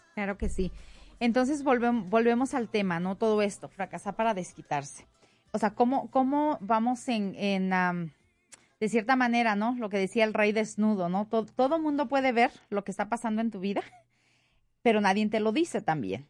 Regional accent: Mexico; now in Denver, United States; yo como mexicana y como buena mexicana y, orgullosa mexicana

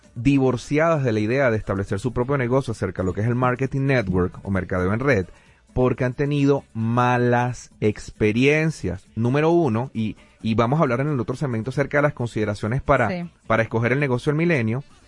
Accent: Venezuela; nuestro país, en Venezuela

